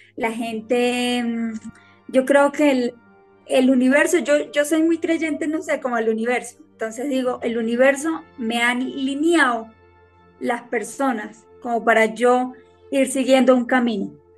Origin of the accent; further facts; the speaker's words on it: Venezuela; moved away as an adult; now in Colombia; soy de Venezuela, me gradué como artes plásticas y desde hace ocho años estoy acá en Colombia